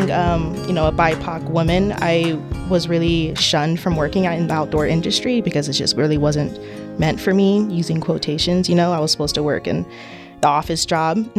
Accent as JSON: {"language": "English", "town": "Palmer", "region": "Alaska", "country": "United States", "tie": "born or raised there", "said": "I grew up in Palmer, Alaska, South Central Alaska"}